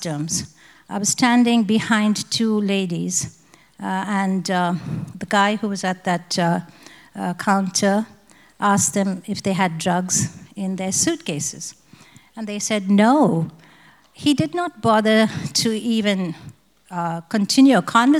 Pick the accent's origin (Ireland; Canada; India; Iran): India; moved away as an adult; now in Australia; I'm from India too.